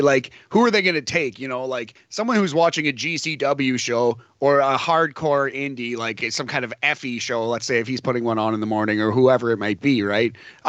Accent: Canada; Yeah, technically we're both American, although I identify Canadian, yeah, Boris. I was raised here. I'll die here.

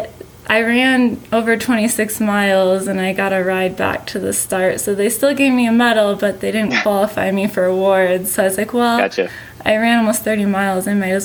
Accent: Wisconsin, United States; born or raised there

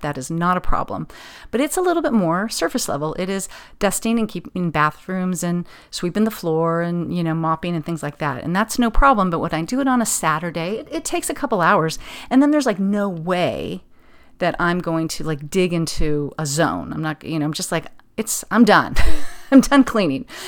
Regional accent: Pasadena, California, United States; it would be my hometown

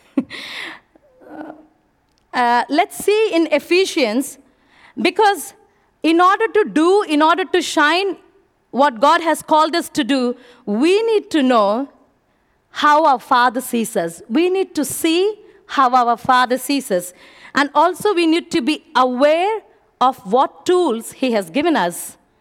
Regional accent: India; moved away; I'm from India.

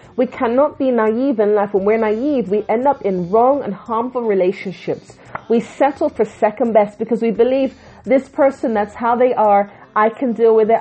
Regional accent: England, United Kingdom; also born or lived in Jamaica; I'm from the Caribbean originally, born in England

